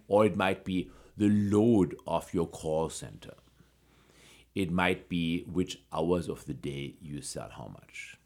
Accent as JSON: {"language": "English", "country": "Germany", "tie": "born or raised there", "moved": "yes", "said": "I grew up in Germany"}